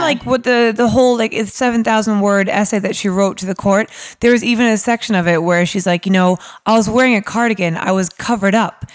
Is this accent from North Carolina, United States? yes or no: no; New York, United States; moved away as an adult; now in London, United Kingdom; I'm from New York originally